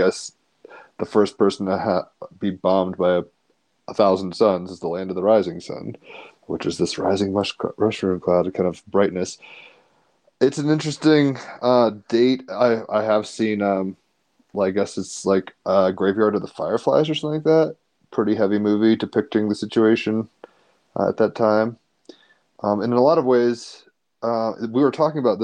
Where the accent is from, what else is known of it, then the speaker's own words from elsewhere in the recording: United States; as an American